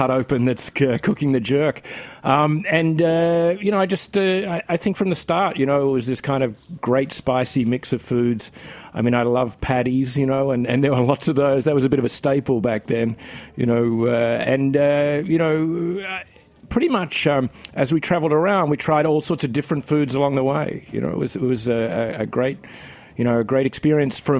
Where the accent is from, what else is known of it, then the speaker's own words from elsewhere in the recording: Australia; now in New York City, United States; I'm from Australia.